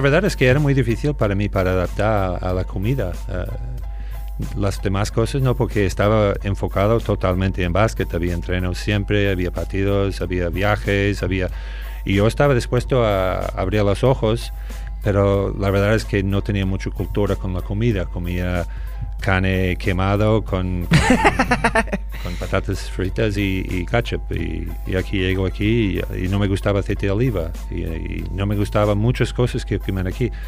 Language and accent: Spanish; Boston, Massachusetts, United States; now in Spain; soy de Boston